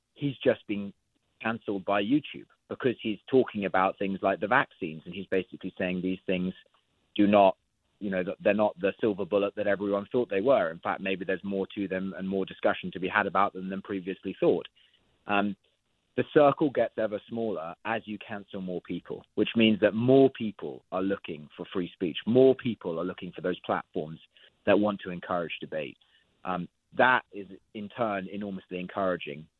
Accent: United Kingdom; I obviously say this as a Brit

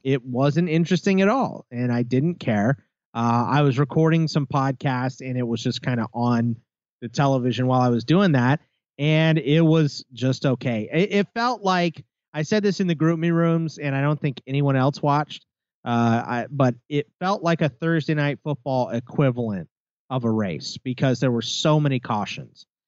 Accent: United States; I'm an American

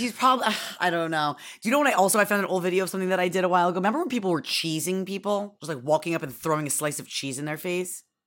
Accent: Syracuse, New York, United States; I grew up in Syracuse, Newark, where it was constantly blizzarding

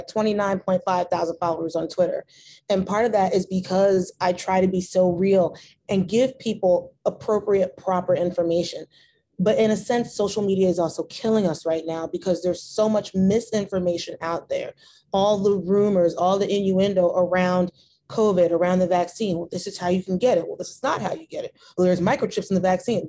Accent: New Jersey, United States; I'm from Jersey. I was born in North

